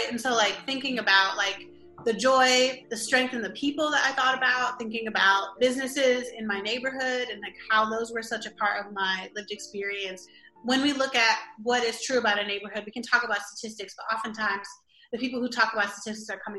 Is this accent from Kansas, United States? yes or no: no; Milwaukee, Wisconsin, United States; Growing up in Milwaukee and like not having any money, I didn't know that we were poor